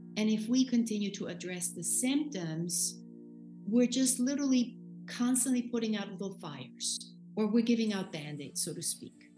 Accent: Austria; moved away as an adult; now in New York, United States; I am in New York, but um, I was born and raised in Austria. I came to this country when I was 21 years old

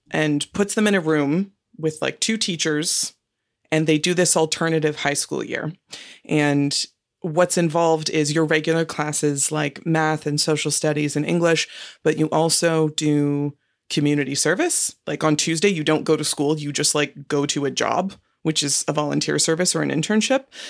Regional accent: Marin County, California, United States; I grew up in Marin County, which is just north of San Francisco

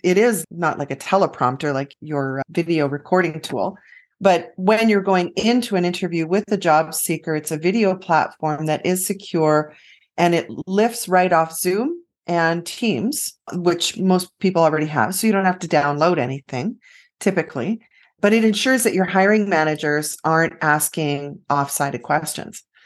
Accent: Western Canada, Canada; born or raised there

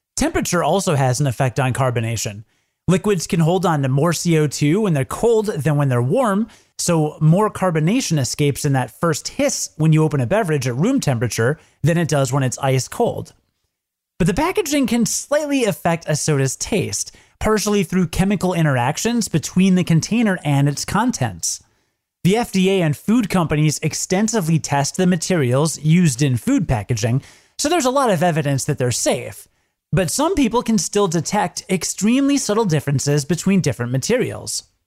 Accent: Midwest, United States; I'm from the Midwest, so I call soda pop

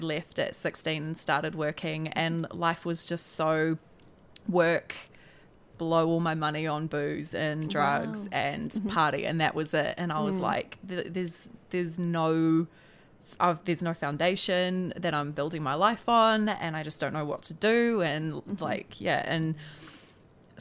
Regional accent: Tauranga, Bay of Plenty, New Zealand; I'm from Tauranga

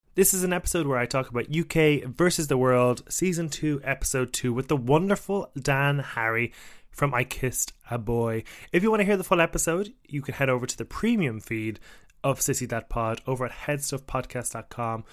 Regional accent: Ireland; as an Irishman

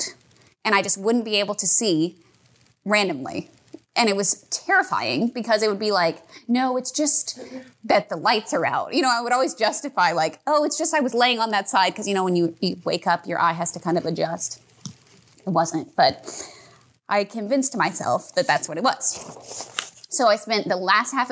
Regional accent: Houston, Texas, United States; I grew up in Kingwood, so like North Houston

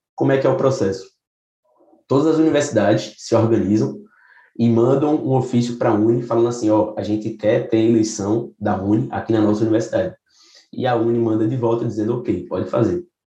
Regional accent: Recife, Pernambuco, Brazil; sou de, de Recife, Pernambuco.

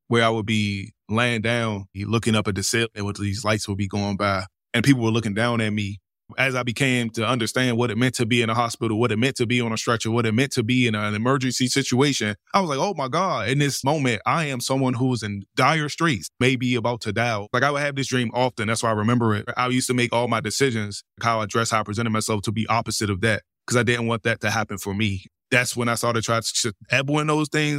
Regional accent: Washington, District of Columbia, United States; moved away as an adult; now in Los Angeles, United States; I'm from Washington D.C., born and raised.

